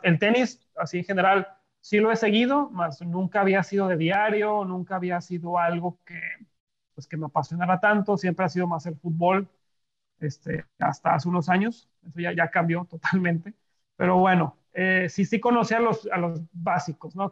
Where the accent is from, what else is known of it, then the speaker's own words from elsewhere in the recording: Monterrey, Nuevo León, Mexico; soy regio